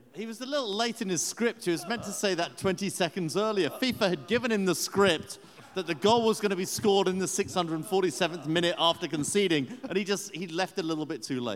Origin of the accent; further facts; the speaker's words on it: England, United Kingdom; this Englishman